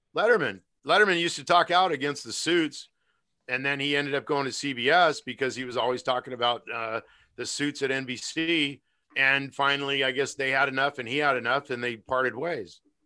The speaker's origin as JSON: {"language": "English", "country": "United States", "said": "I'm an American"}